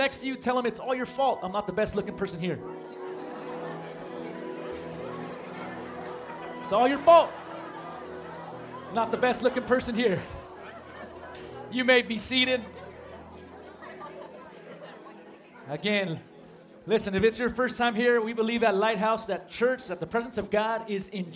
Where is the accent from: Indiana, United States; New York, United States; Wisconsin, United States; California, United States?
California, United States; San Marcos; I grew up at a church not too far away from here in San Marcos